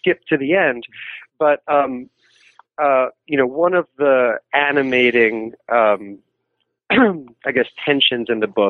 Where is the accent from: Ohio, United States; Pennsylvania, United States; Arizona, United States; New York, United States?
New York, United States; New York City; I'm from New York City